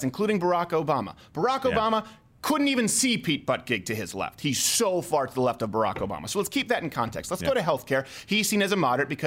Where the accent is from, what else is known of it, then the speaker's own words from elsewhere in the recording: Montreal, Quebec, Canada; I'm from Montreal